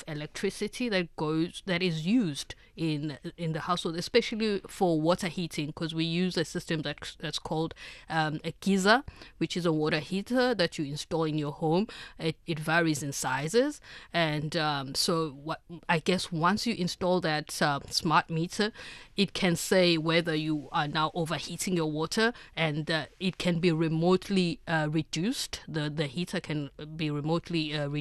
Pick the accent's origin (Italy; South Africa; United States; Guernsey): South Africa; as a South African